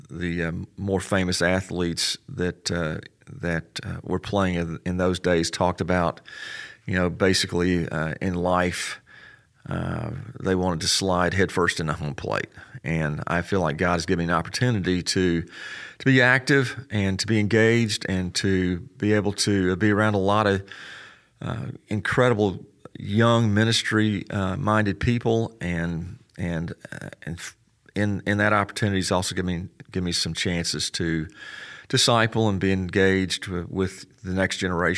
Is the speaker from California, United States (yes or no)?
no; Memphis, Tennessee, United States; also born or lived in Texas; Hey, Graham, I grew up in Memphis. My dad was in the Air Force. I was actually born in Texas